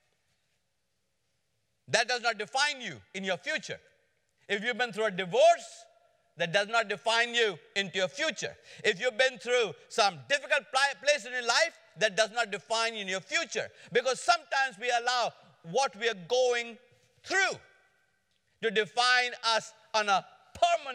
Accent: India; moved away as an adult; also born or lived in Atlanta, United States; now in United States; I came to America from India in 1973 as a student in Atlanta.

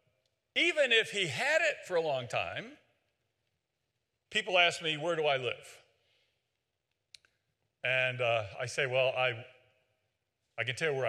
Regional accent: West Virginia, United States; I'm from West Virginia

